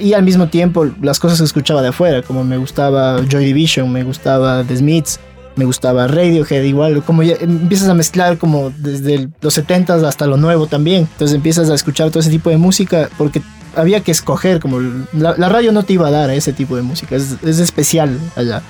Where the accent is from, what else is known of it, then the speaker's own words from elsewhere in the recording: Quito, Pichincha, Ecuador; vivimos rodeados de todas las montañas